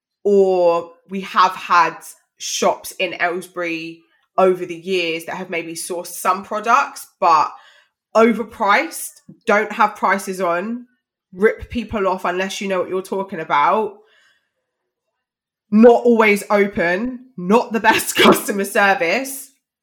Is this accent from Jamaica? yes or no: yes; Jamaica; I mean, I'm Jamaican. It's a lot of Jamaicans, a lot of Dominicans.